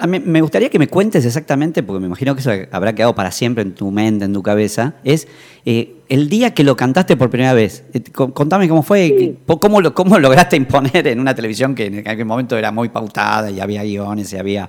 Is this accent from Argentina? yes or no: yes; Buenos Aires, Argentina; now in Tucumán, Argentina; yo soy de Buenos Aires y ahora estoy viviendo acá en esta provincia también